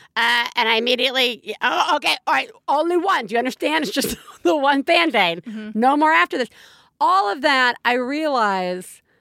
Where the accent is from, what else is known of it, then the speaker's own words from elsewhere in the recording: Alabama, United States; moved away; My folks live in Alabama. I grew up in Alabama.